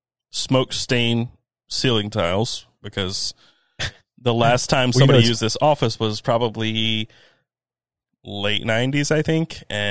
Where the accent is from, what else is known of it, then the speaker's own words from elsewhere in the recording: King, North Carolina, United States; I come from a massive, massive tobacco town. I grew up in King, North Carolina, which is a suburb of Winston-Salem.